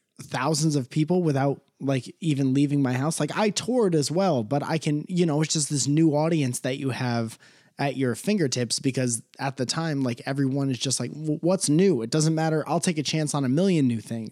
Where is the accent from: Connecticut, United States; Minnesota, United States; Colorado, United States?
Connecticut, United States; now in Los Angeles, United States; I come from Connecticut